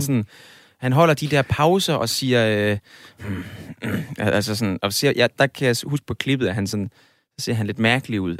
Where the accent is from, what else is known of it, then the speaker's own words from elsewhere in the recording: Aarhus, Central Denmark Region, Denmark; jeg kommer fra Aarhus.